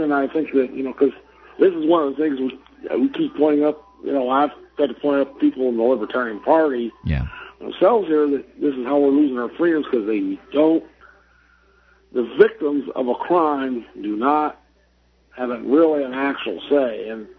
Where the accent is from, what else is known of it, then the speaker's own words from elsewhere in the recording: Indianapolis, Indiana, United States; I'm from Indianapolis.